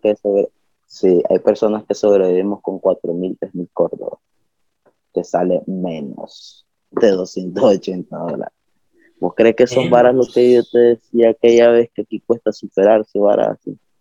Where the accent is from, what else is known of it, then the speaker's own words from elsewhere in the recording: Nicaragua; also born or lived in Managua area, Nicaragua; soy nicaragüense